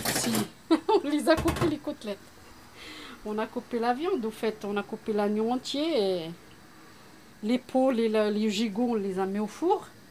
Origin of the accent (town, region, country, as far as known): Morocco; now in Marseille, France